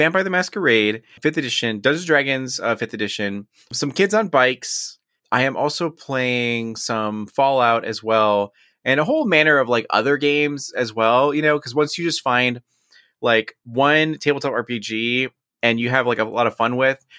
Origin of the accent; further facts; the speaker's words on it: United States; Now, on a serious note, I am Mexican American, I am Chicano, and proud of it as well.